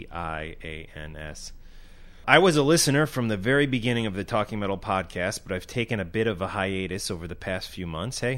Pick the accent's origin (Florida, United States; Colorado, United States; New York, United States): Florida, United States; Growing up in South Florida, I was well aware of death and the impact they made on the metal scene.